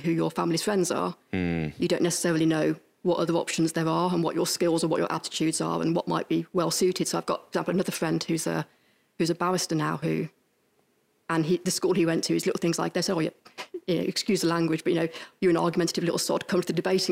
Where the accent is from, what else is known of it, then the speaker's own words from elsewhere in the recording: Stourbridge, West Midlands, United Kingdom; moved away as an adult; also born or lived in Cardiff / London / Kidderminster; now in Worcester, United Kingdom; I'm from Stourbridge, okay, so on the borders.